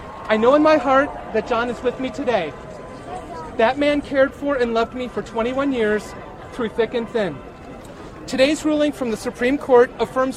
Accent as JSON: {"language": "English", "town": "Cincinnati", "region": "Ohio", "country": "United States", "said": "I'm from Cincinnati, Ohio. I've lived in Ohio for most of my life"}